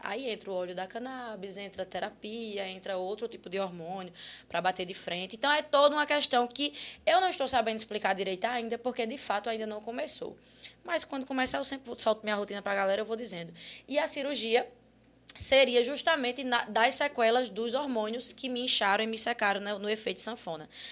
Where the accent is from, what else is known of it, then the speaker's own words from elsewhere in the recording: Guarabira, Paraíba, Brazil; moved away as an adult; eu saí de Guarabira, que é minha cidade natal